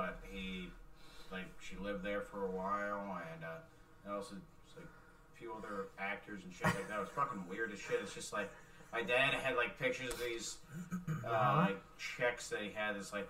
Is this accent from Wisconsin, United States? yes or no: no; Fort Worth, Texas, United States; Southwest Fort Worth.